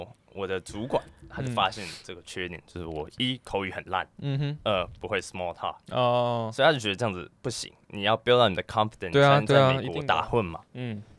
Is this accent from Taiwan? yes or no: no; Canada; 我在加拿大长大的